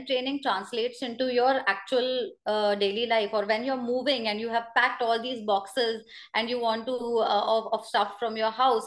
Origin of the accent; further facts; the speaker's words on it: Pune, Maharashtra, India; I come from Pune